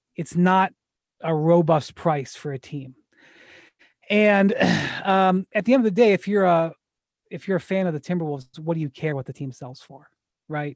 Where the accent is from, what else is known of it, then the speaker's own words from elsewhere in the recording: Cleveland, Ohio, United States; now in Omaha, United States; I'm from Cleveland